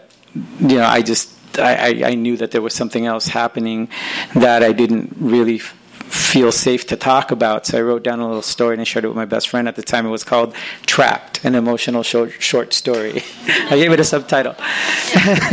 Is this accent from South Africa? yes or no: no; Los Angeles, California, United States; I was raised in Northeast